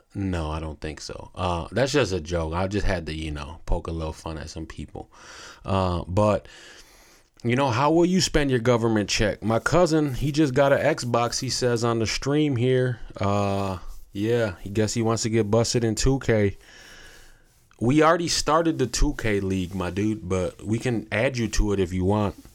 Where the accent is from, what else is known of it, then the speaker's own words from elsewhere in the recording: United States; as American people